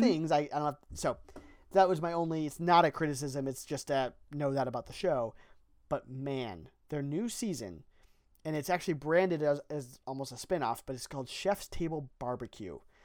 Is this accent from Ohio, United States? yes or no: yes; Ohio, United States; we're from Ohio